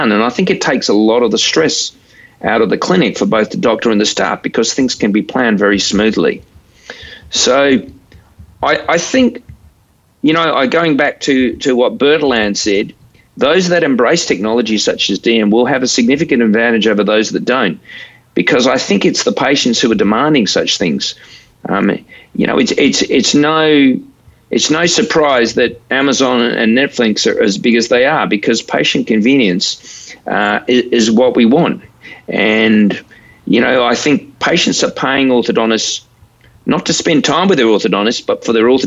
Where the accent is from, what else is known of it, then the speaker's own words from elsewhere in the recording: Australia; I'm an Australian